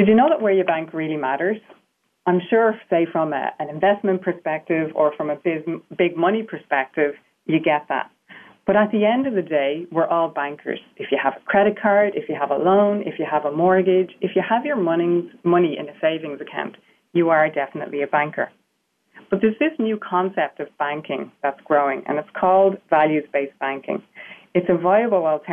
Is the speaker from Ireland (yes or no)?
yes; Ireland; accent: Irish; I'm sure you can hear I have an Irish accent. So the fact that I'm Irish